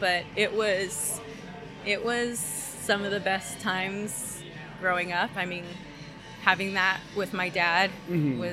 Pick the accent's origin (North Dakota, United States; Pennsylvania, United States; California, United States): California, United States; Ontario; also born or lived in Covina, California; we moved from Covina to Ontario